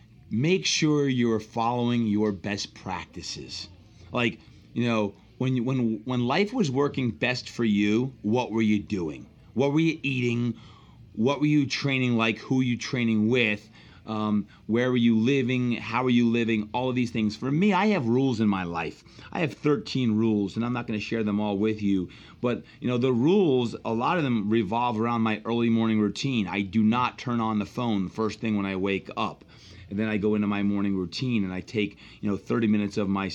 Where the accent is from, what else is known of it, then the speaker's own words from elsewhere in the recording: New Jersey, United States; I'm from Jersey.